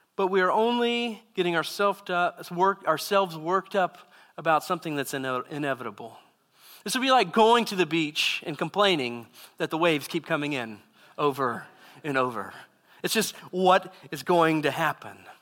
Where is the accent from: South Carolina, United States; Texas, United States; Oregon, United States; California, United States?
Texas, United States; Southeast; I grew up in Southeast Texas and, uh, in a very small town